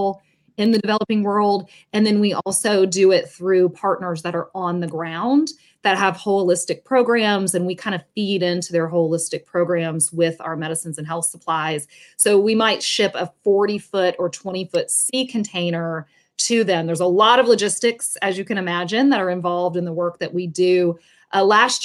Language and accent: English; Atlanta, Georgia, United States; moved away as an adult; now in Tampa, United States; I grew up in the Atlanta area. I now live in Tampa, Florida.